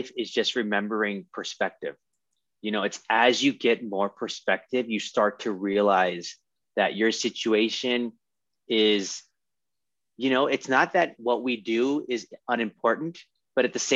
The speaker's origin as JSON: {"language": "English", "region": "California", "country": "United States", "tie": "born or raised there", "also_born_or_lived": "Texas", "said": "we moved to California"}